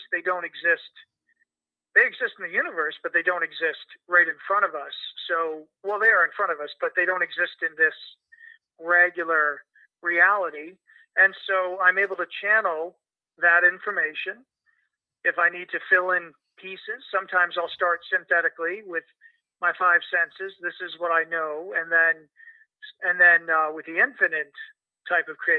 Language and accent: English; Mississauga, Ontario, Canada; moved away as an adult; also born or lived in Halifax, Nova Scotia; now in New York, United States; I moved to Toronto, Canada, where I grew up in the western suburbs of Mississauga